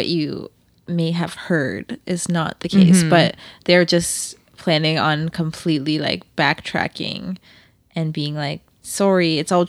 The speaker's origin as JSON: {"language": "English", "country": "Canada", "said": "I'm Canadian."}